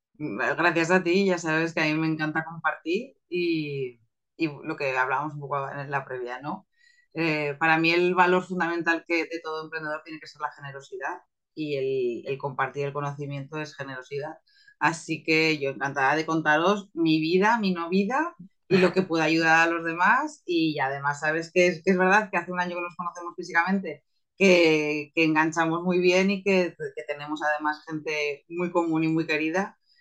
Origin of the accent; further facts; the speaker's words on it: Zaragoza, Aragon, Spain; soy una maña, soy de Zaragoza